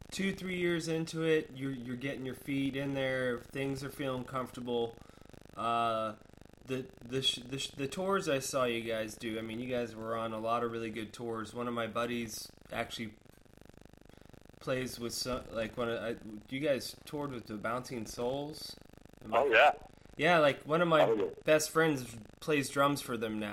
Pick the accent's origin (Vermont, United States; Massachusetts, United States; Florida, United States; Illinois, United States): Florida, United States; Sarasota; I grew up in Sarasota, Florida.